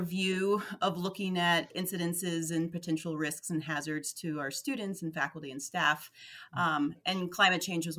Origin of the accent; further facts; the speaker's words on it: Deep South, United States; moved away as an adult; also born or lived in Alaska / American Southwest; I grew up in the Deep South and I left there, went to college out west, made my way up to Alaska